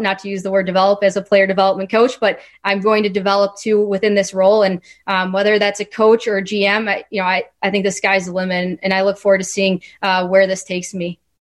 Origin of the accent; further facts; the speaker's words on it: Chicago, Illinois, United States; I was a little girl growing up in growing up in the Chicagoland area